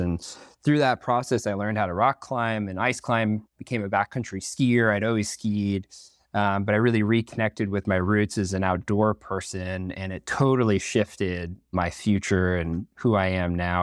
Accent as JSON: {"language": "English", "region": "Northern Vermont", "country": "United States", "tie": "born or raised there", "moved": "as an adult", "lives_now": "Washington, United States", "said": "growing up in Northern Vermont"}